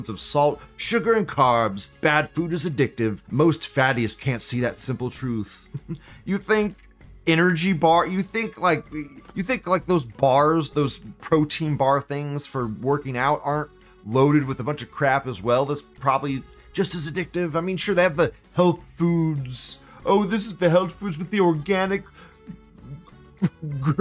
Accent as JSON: {"language": "English", "country": "United States", "said": "I'm an American"}